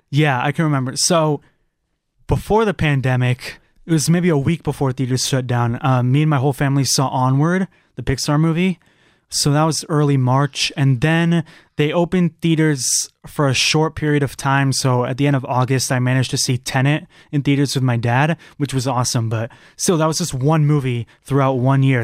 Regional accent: California, United States; moved away; I'm from California

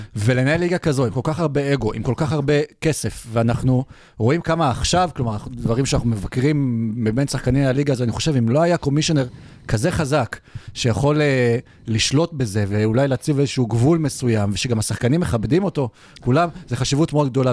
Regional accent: Israel; לנו בתור ישראלים

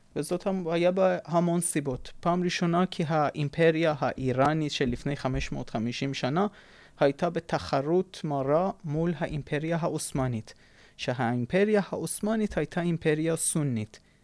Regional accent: Isfahan, Iran; moved away as an adult; אני אספהאני לצורך הדוגמה. זאת אומרת, אבותי אבותי יצאו מבבל ועברו לאיראן. ועד אלפיים ושלוש אני גרתי באספהאן

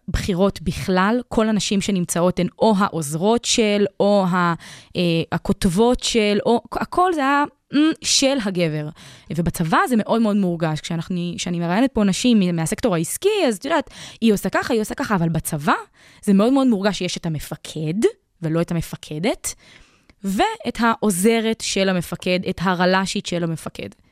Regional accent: Afula, Northern District, Israel; אני גם מעפולה

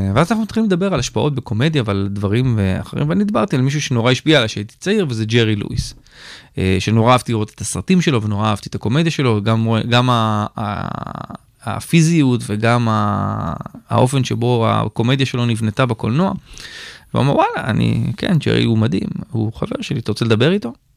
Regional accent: Israel; אני סטנדאפיסט ישראלי שעושה באנגלית

